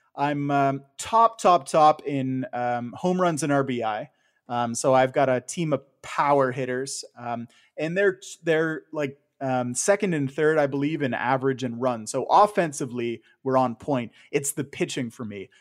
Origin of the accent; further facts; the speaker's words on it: Ontario, Canada; you and I growing up in Ontario